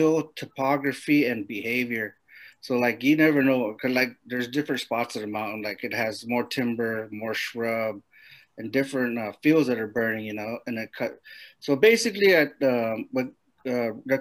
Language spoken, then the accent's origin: English; Mescalero, New Mexico, United States; I grew up in Mescalero